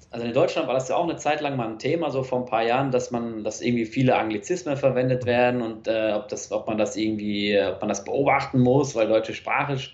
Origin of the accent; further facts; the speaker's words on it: Switzerland; als Schweizer sagt man ja, ich gehe jetzt ins Geschäft oder ich gehe ins Büro.